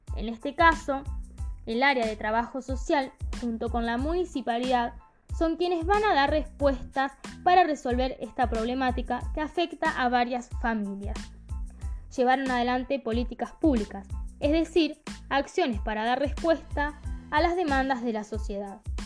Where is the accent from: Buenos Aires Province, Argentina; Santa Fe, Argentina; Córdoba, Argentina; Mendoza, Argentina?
Córdoba, Argentina; Camilo Aldao; mi pueblo